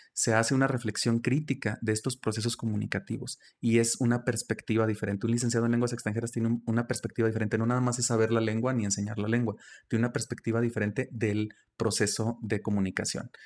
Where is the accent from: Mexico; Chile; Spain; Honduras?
Mexico; El Plateado de Joaquín Amaro, Zacatecas; also born or lived in Villanueva, Zacatecas / United States; yo estudié en Villanueva, pero soy originario de, del Plateado de Joaquín Amaro, es un municipio muy pequeño